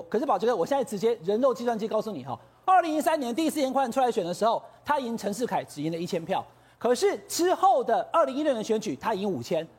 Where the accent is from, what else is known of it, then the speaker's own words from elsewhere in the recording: Taichung, Taiwan; 台中二选区，我的家乡。